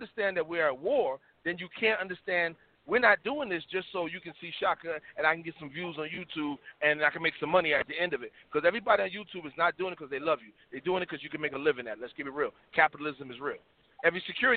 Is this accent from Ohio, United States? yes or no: no; New York City, New York, United States; moved away as an adult; now in the South, United States; I'm from Harlem, South Bronx, New York